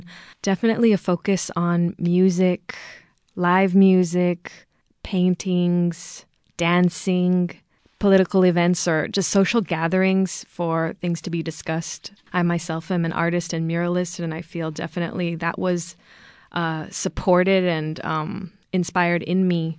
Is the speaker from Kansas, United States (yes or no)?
no; East Bay, California, United States; I'm a mixed race child and I grew up in the East Bay